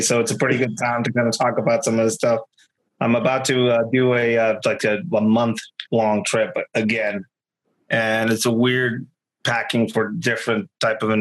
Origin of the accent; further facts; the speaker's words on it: Tijuana, Baja California, Mexico; moved away; I am not from California. I was born in Tijuana, Mexico